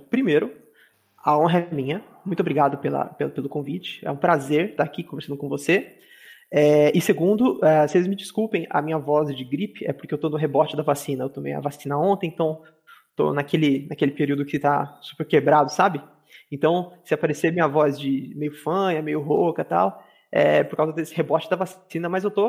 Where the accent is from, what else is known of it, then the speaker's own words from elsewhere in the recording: Minas Gerais, Brazil; accent: mineiro mixed with São Paulo; also born or lived in São Paulo; É, eu não tenho muito sotaque de mineiro, porque eu morei muitos anos em São Paulo. Então, meu sotaque ele é meio mineiro, meio São Paulo, aí do sul de Minas, falo às vezes porta, porteira.